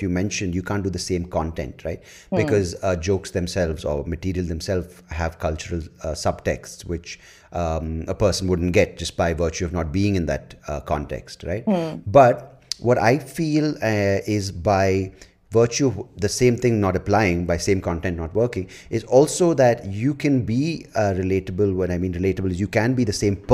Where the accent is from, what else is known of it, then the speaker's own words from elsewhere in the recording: India; I'm an Indian